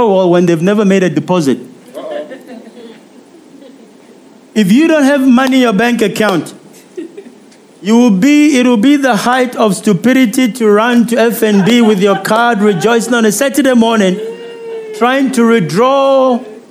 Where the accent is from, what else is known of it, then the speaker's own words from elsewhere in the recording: South Africa; I'm a South African